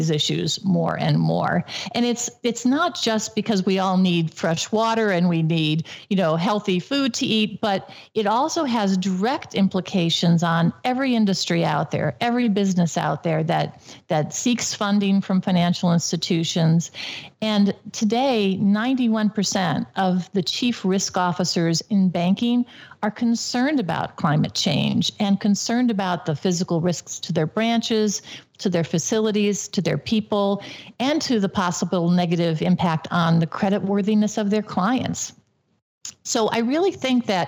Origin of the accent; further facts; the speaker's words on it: Cleveland, Ohio, United States; I grew up in Cleveland, Ohio, and when I was a very little girl, the Cuyahoga River, which feeds into Lake Erie, caught on fire.